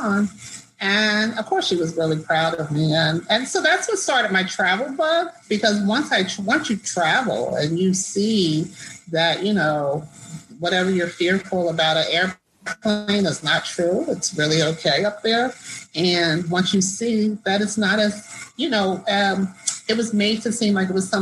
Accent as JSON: {"language": "English", "region": "New Jersey", "country": "United States", "tie": "born or raised there", "also_born_or_lived": "Washington, D.C. / Florida / New York / Spain", "moved": "as an adult", "said": "I grew up in South Jersey. So, you know, people say Jersey, Jersey. You know, they think like Newark or East Orange. No, I'm from the Philadelphia end."}